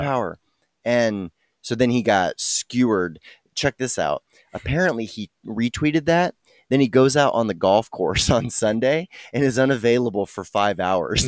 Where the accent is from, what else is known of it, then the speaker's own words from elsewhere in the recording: Dallas, Texas, United States; I'm born and raised in Dallas, Texas